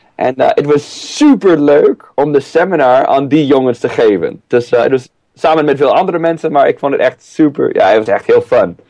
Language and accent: Dutch; San Diego, California, United States; now in Driebergen, Netherlands; Ik kom eh, oorspronkelijk uit eh, San Diego, Californië